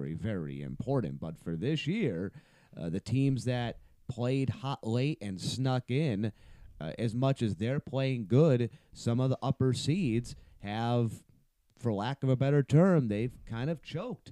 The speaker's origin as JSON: {"language": "English", "town": "Pittsburgh", "region": "Pennsylvania", "country": "United States", "tie": "born or raised there", "said": "when I was growing up in Pittsburgh"}